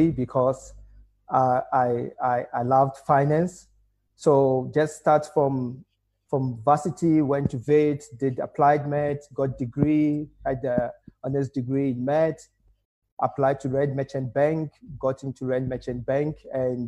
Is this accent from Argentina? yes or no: no; Ghana; now in South Africa; I'm a Ghanaian, so went into Ghana